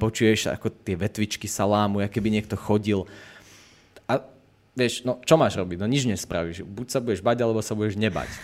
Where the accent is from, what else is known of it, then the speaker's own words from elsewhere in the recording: Poprad, Prešov Region, Slovakia; ja som vyrastal v Poprade